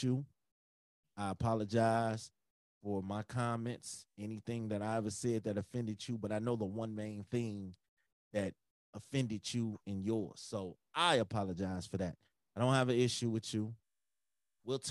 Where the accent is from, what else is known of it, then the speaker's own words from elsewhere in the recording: Chicago, Illinois, United States; I'm from Chicago.